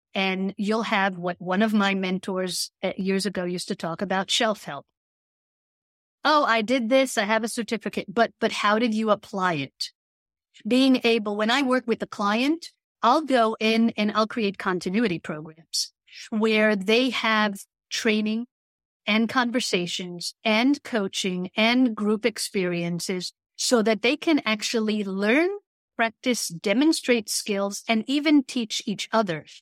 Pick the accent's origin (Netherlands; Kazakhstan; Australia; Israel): Israel; I grew up in Israel